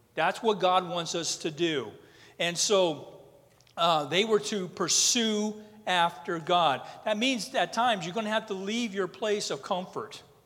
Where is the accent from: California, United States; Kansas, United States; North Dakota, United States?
North Dakota, United States; I'm from North Dakota.